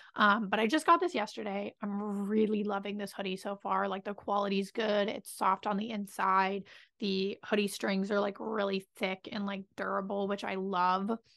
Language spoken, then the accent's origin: English; Pennsylvania, United States; I'm from Pennsylvania.